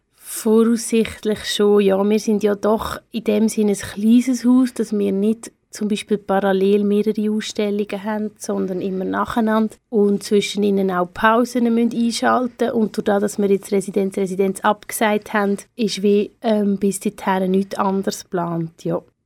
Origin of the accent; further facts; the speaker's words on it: Teufenthal, Aargau, Switzerland; moved away as an adult; also born or lived in Aarau / Basel / Lucerne; ich komme aus Aarau ursprünglich, beziehungsweise aus Teufental. Ich bin Kunsthistorikerin und Kulturwissenschaftlerin. Habe hier in Aarau Kanti gemacht